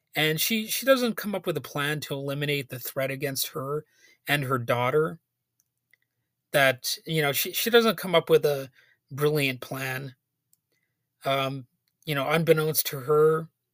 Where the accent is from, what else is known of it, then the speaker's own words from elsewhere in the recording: United States; as an American